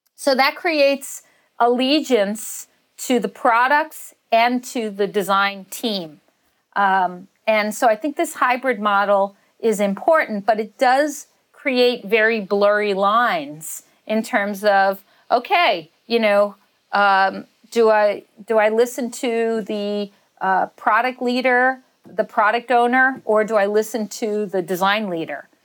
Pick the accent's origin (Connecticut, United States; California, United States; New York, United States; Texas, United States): New York, United States; New York City; a woman growing up in Staten Island